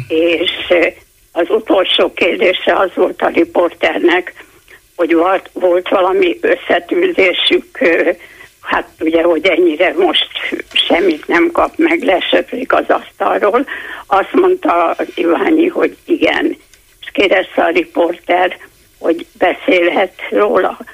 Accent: Hungary; magyar vagyok, mert itt születtem, és itt élek 81 éve

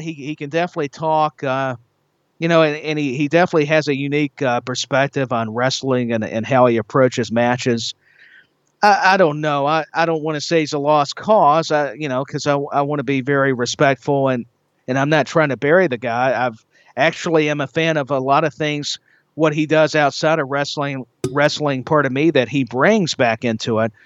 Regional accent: Tennessee, United States; Knoxville, Tennessee, right here in my home state

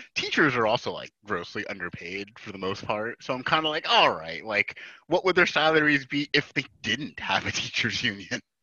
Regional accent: New Jersey, United States

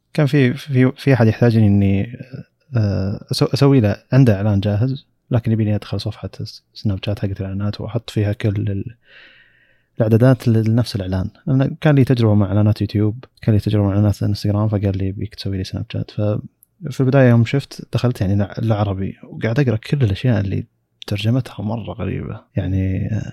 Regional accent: Saudi Arabia; عندنا في السعودية

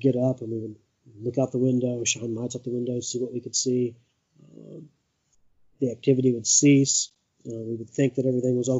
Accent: Appalachia, Eastern Kentucky, United States; I grew up in Eastern Kentucky in Appalachia, and I currently live on 64 acres of wooded land in the middle of nowhere in Elliott County, Kentucky

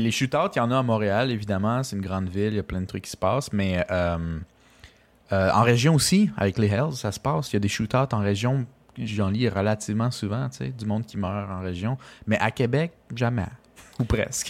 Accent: Costa Rica; moved away; je viens du Costa Rica

